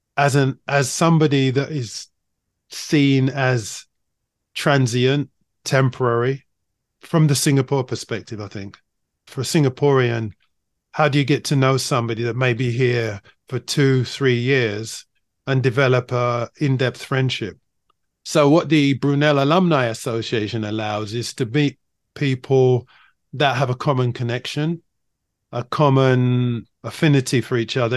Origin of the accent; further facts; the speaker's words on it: London, United Kingdom; moved away as an adult; also born or lived in China; I grew up in London